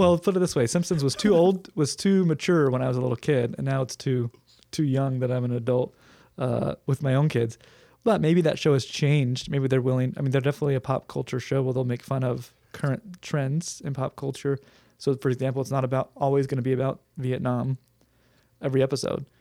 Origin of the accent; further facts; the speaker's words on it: Huntington Beach, California, United States; I grew up in Huntington Beach